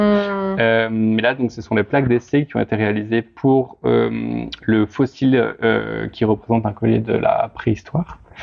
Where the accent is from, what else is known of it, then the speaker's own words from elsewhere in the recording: Grenoble, Auvergne-Rhône-Alpes, France; je viens de Grenoble